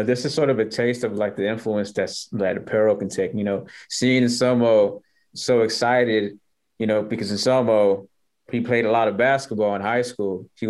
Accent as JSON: {"language": "English", "town": "Richmond", "region": "California", "country": "United States", "said": "I'm from Richmond"}